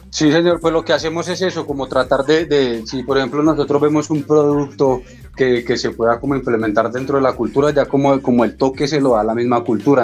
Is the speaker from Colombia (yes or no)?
yes; Colombia; como indígenas, como colombianos